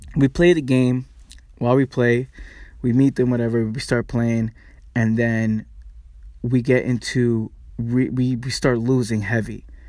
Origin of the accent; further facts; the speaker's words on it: New York City, New York, United States; me growing up in the Bronx